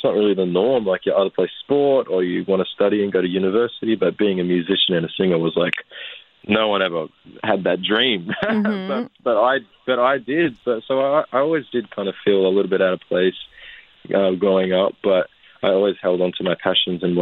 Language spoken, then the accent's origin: English; Moama, New South Wales, Australia; moved away; also born or lived in Portland, Victoria; Growing up in Moama was obviously different